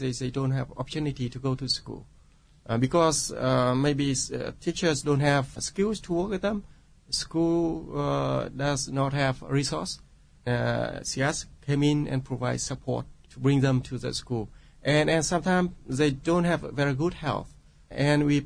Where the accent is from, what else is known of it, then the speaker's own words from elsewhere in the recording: Vietnam; English is a second language; I grew up in Vietnam. I live in Vietnam and work in Vietnam for like 40 years